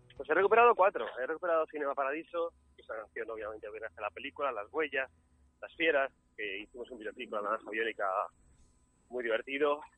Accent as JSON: {"language": "Spanish", "area": "Mallorca", "region": "Balearic Islands", "country": "Spain", "said": "yo soy mallorquín"}